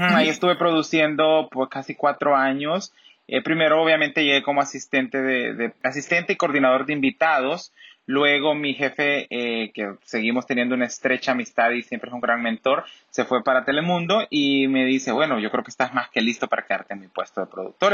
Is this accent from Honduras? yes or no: yes; Macuelizo, Santa Bárbara, Honduras; now in Los Angeles, United States; Nací en, un sector, en una aldea, eh, perdón, en un municipio que se llama Macualizo en el departamento de Santa Bárbara